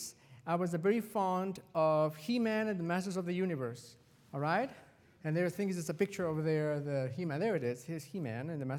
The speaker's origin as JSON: {"language": "English", "country": "Mexico", "tie": "born or raised there", "moved": "yes", "said": "I was raised in Mexico"}